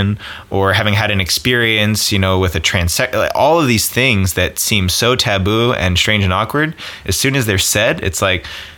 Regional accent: East Coast, United States; now in California, United States; growing up on the East, we're both East Coasters

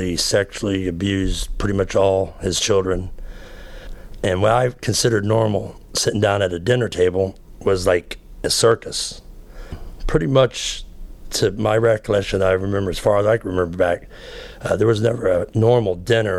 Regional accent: Florida, United States; I grew up in Florida

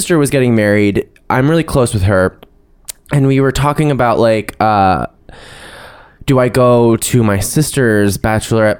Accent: New Jersey, United States; I'm from New Jersey

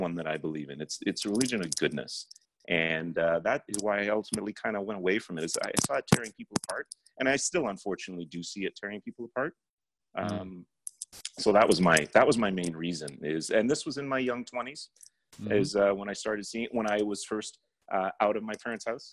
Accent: Toronto, Ontario, Canada; born and raised in Toronto, Canada, but I was born in 71. My parents had come here in 1970 from India

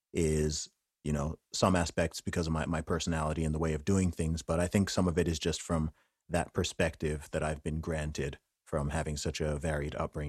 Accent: Saudi Arabia; Yeah, I would say that even despite the fact I grew up in Saudi Arabia, because of the type of area I grew up in, the American culture and dominance was more than the Saudi one

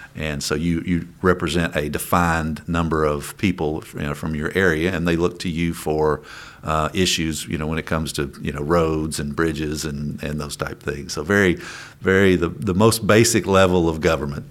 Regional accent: Coal Country, Kentucky, United States; I come from Cold Country, You know, we're, we're coal miners.

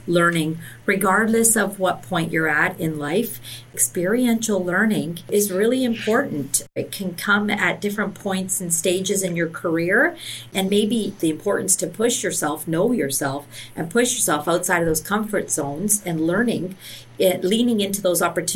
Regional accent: Hamilton, Ontario, Canada; I was born and raised in Hamilton. I went to McMaster. I never left the city

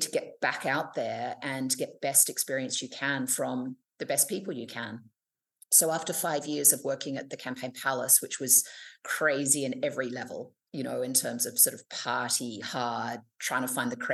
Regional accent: Sydney, New South Wales, Australia; moved away as an adult; also born or lived in United Kingdom / Paris, France / New York, United States; I am actually from Sydney and grew up here

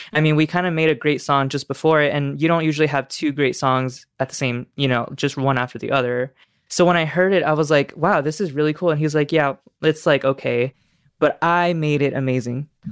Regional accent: Las Vegas, Nevada, United States; I'm back in Vegas, my hometown

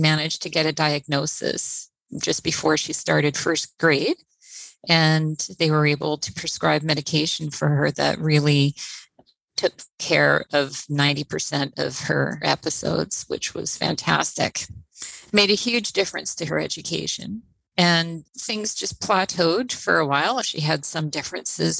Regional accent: Trois-Rivières, Quebec, Canada; now in Victoria, Canada; I'm originally from Trois-Rivières, Quebec. I've been living on the West Coast here in Victoria for over 30 years now.

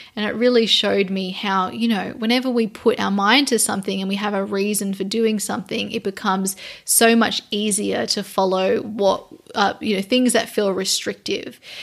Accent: Australia; I'm Australian

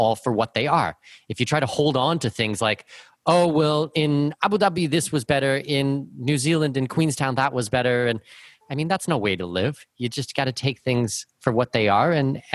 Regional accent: southwestern Ontario, Canada; moved away; anywhere in southwestern Ontario

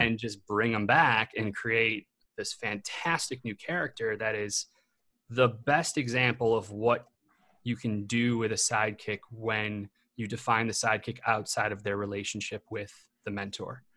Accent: Illinois, United States; where I grew up in Illinois

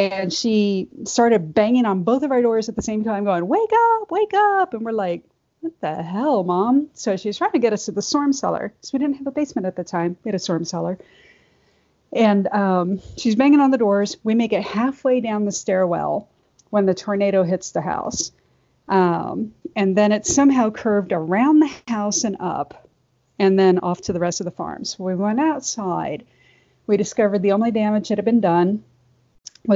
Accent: Midwest, United States; I grew up in the Midwest on a farm

